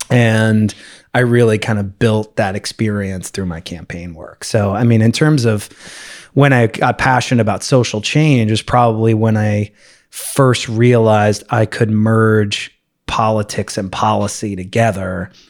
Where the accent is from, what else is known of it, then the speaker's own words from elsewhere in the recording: Los Angeles, California, United States; also born or lived in Manhattan, New York / Boston; now in San Francisco, United States; I mainly grew up in Los Angeles, but from New York originally